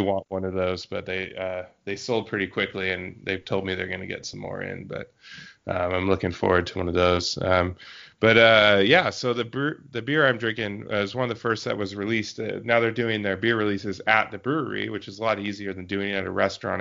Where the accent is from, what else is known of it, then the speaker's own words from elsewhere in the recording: Yakima Valley, Washington, United States; moved away; I got my hometown repped and my newtown repped